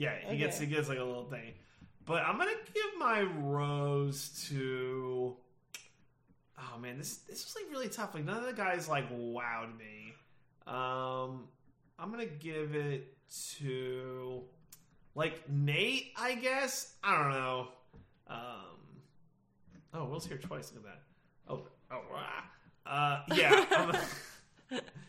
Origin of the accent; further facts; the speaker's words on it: New Jersey, United States; I'm from New Jersey